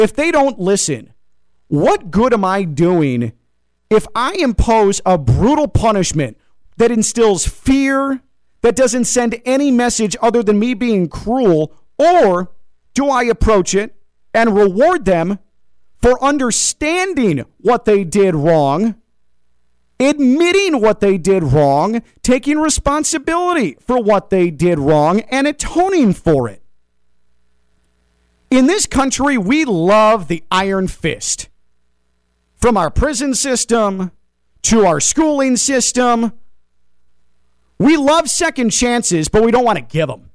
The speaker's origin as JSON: {"language": "English", "country": "United States", "said": "Me as an American"}